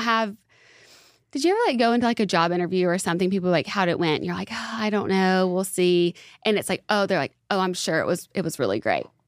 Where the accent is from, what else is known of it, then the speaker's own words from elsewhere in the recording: Alabama, United States; also born or lived in Santa Monica, California; now in Nashville, United States; I'm originally from Alabama